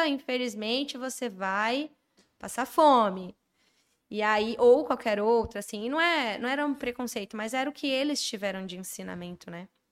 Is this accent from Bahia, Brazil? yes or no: no; Brasília, Federal District, Brazil; moved away as an adult; now in São Paulo, Brazil; eu sou de Brasília